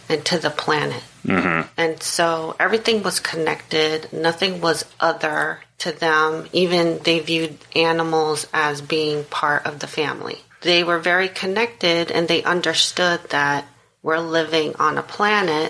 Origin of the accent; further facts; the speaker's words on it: New York City, New York, United States; moved away as an adult; also born or lived in Washington, D.C. area / Northern Virginia; now in Charleston, United States; I'm originally from New York City, grew up in the Upper West Side of Manhattan